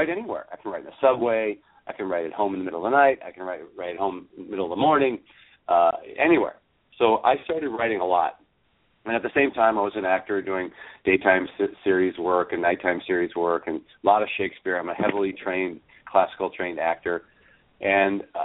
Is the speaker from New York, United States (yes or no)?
no; Milwaukee, Wisconsin, United States; moved away as an adult; also born or lived in Los Angeles; now in Milwaukee, United States; I grew up in the Milwaukee, Wisconsin area